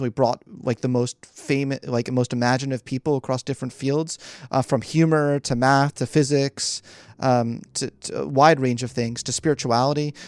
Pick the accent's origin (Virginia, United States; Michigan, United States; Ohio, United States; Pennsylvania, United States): Pennsylvania, United States; Philadelphia; moved away as an adult; also born or lived in New York; I was born and raised in Philly.